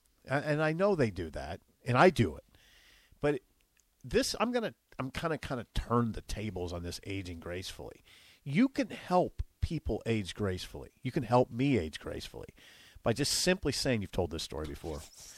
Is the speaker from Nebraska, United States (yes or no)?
yes; Columbus, Nebraska, United States; born or raised there; moved away